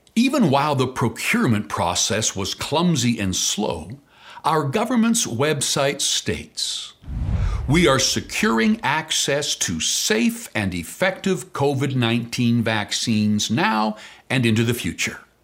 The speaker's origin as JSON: {"language": "English", "country": "Canada"}